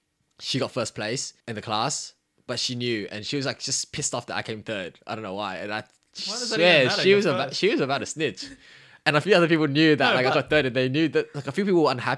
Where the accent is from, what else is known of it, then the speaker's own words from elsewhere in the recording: New South Wales, Australia; I was very proud to say I was from Western Sydney, actually. I was happy to rep it